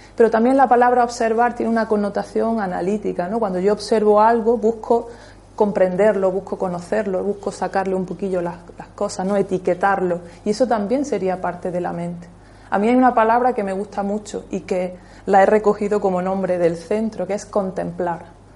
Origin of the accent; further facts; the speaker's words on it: Almuñécar, Andalusia, Spain; En aquella época yo nací en Almuñeca